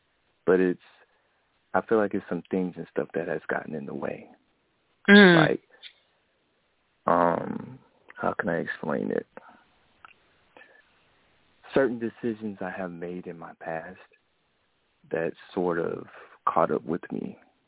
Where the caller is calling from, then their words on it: Jacksonville, Florida, United States; I'm … from Jacksonville, Florida.